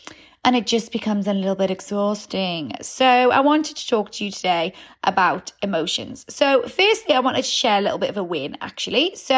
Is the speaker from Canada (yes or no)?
no; Newcastle, North East England, United Kingdom; because I'm a Geordie, so anyone born in Newcastle seems to be able to drink so much without much effects happening.